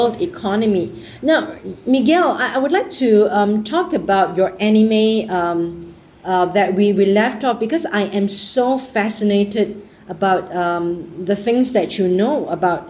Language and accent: English; Singapore; I'm from Singapore